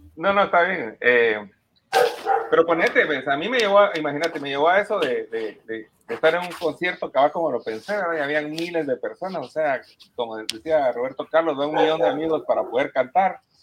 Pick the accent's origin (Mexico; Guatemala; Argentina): Guatemala; nosotros venimos de Guatemala